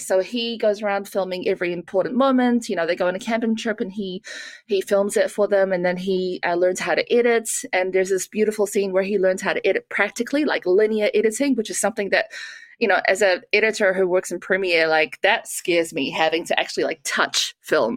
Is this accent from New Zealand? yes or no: yes; New Zealand; moved away; I grew up in New Zealand